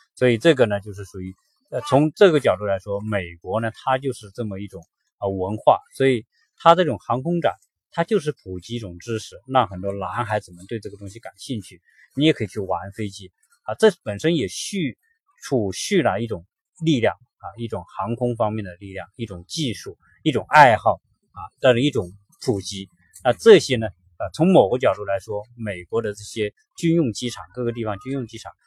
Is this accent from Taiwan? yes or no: no; China; 都是我们中国人可能都不怎么玩的